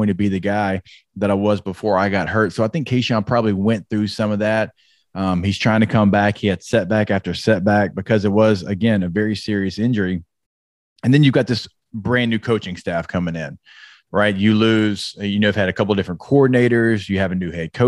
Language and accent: English; Shreveport, Louisiana, United States; my hometown, like in Shreveport, Louisiana